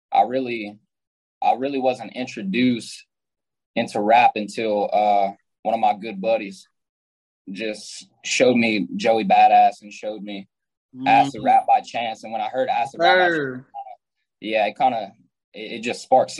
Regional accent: Simmesport, Louisiana, United States; I'm from a small town called Simsport. It's in Louisiana.

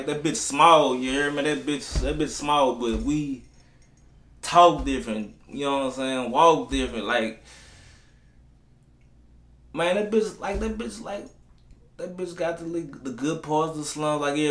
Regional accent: Baton Rouge, Louisiana, United States; Baton Rouge, Louisiana

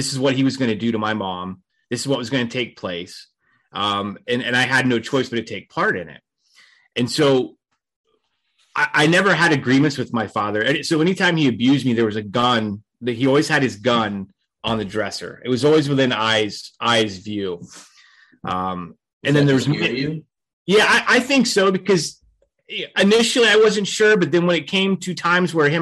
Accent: Fort Myers, Florida, United States; So I grew up in Fort Myers, Florida

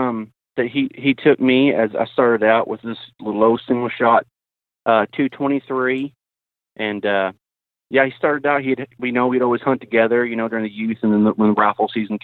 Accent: Ada, Oklahoma, United States; Yeah, I'm from South Central Oklahoma, a little town called Ada. I work at a Ford dealership, service advisor there. I've lived here all my life

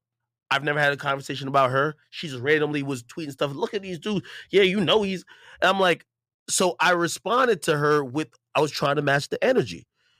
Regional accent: Jamaica; not to even bring up my background stuff, I'm Jamaican, like, that's, you know.

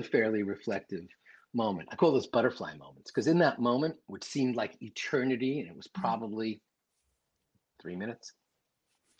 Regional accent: New York City, New York, United States; I'm from Queens

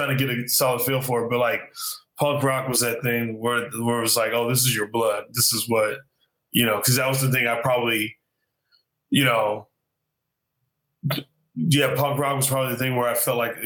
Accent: Arizona, United States; I grew up in Arizona.

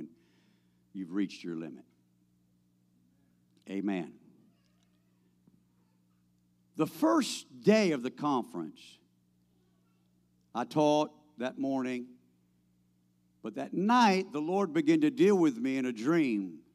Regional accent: United States; I'm an American

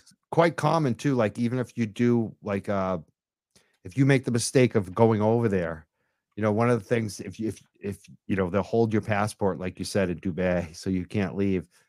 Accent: Massachusetts, United States; I'm from Massachusetts

